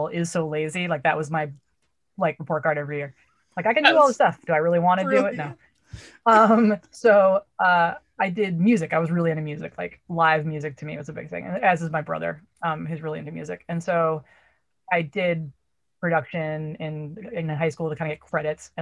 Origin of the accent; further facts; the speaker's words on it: Brookline, Massachusetts, United States; I grew up in Boston. I grew up in Brookline